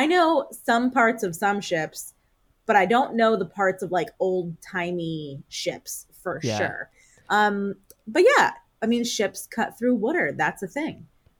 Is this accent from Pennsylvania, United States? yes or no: yes; Philadelphia, Pennsylvania, United States; accent: Philadelphia English; moved away as an adult; also born or lived in Connecticut; I grew up in Philadelphia. I live in Philadelphia now. But I spent, 12 years outside of Philadelphia in undergrad and then grad school.